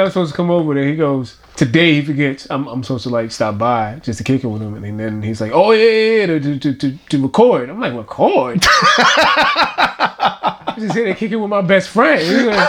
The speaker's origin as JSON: {"language": "English", "town": "New York City", "region": "New York", "country": "United States", "accent": "Brooklyn", "said": "I'm from Brownsville. I'm from Brownsville, Brooklyn, USA."}